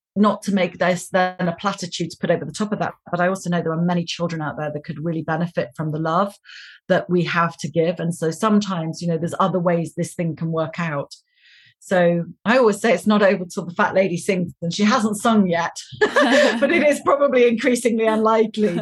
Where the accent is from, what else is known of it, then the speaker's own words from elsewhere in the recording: United Kingdom; I'm British